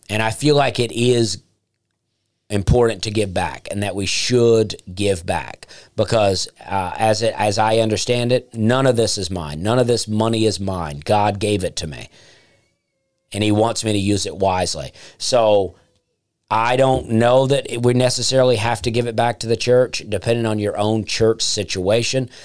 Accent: Alabama, United States; moved away; I would love to do more in Alabama because that's my home state and I love it there

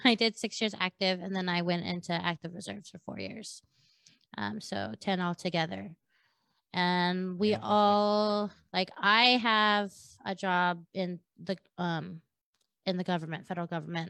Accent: San Diego, California, United States; I grew up in San Diego

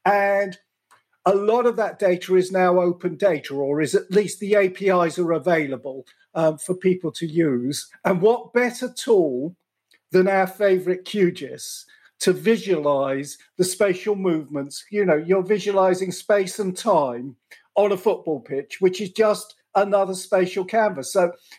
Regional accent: England, United Kingdom; as an Englishman

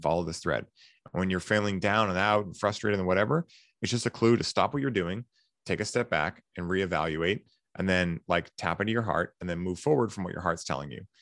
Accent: Boston, Massachusetts, United States; I'm from Boston

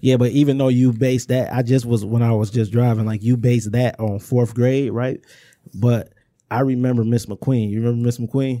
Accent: Inkster, Michigan, United States; growing up in Inkster, it's like, if we was in Detroit, it'd just be a neighborhood

